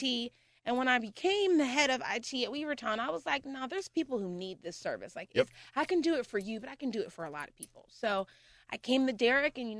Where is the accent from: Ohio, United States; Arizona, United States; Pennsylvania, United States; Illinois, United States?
Pennsylvania, United States; Pittsburgh; also born or lived in Murrysville, Pennsylvania; I was living in Murrysville, right in Murrysville. I'm a heart from the Pittsburgh girl. I graduated from Oakland Catholic